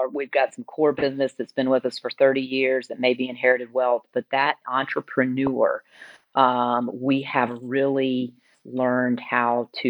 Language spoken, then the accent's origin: English; Alabama, United States; now in Atlanta, United States; I grew up in Alabama.